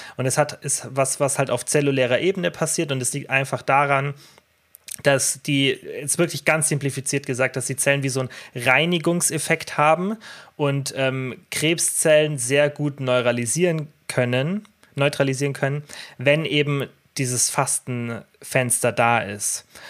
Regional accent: Allgäu, Bavaria, Germany; bei uns im Allgäu

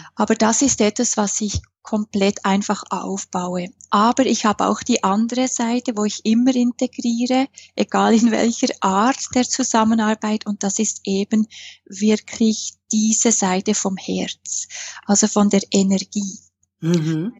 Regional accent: Switzerland; accent: Swiss; ich bin Schweizerin, das hört man an meinem Akzent.

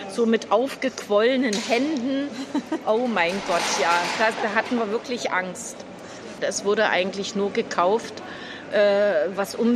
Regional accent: East Germany, Germany; now in Berlin, Germany; Äh, in der ehemaligen DDR bin ich groß geworden. Bin auf dem Land aufgewachsen, als Kind auf dem Bauernhof.

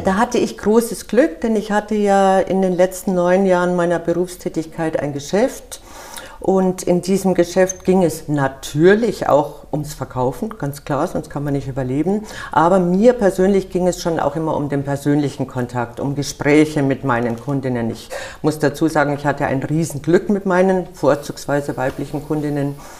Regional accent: Munich, Bavaria, Germany; now in Wiesbaden, Germany; Wir Bayern, ich bin Münchnerin

